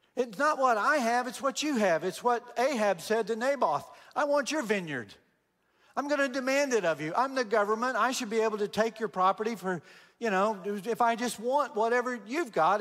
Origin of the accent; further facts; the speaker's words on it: Texas, United States; I'm from Texas, born and raised in Texas